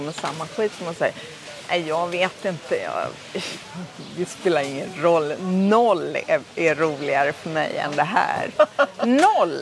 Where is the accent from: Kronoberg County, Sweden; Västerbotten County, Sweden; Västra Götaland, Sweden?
Västra Götaland, Sweden; Gothenburg; Jag är från Göteborg